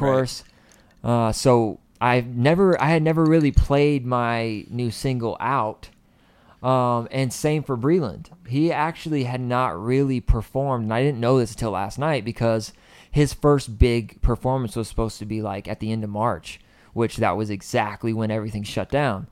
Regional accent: Clayton, North Carolina, United States; moved away as an adult; born and raised in a little town called Clayton, east of Raleigh

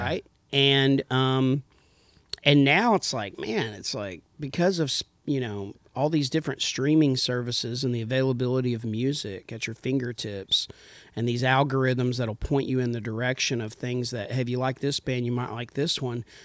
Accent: Idalou, Texas, United States; also born or lived in Lubbock, Texas; I grew up in Texas

